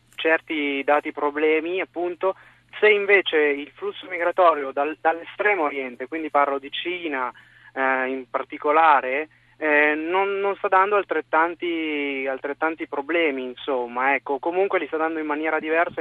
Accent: Tuscany, Italy; also born or lived in Lucca; sono un toscano

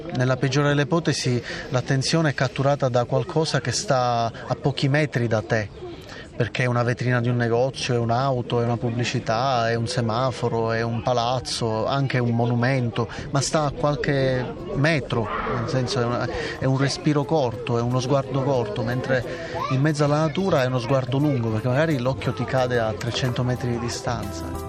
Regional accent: Palermo, Sicily, Italy; moved away; io sono nato e cresciuto a Palermo

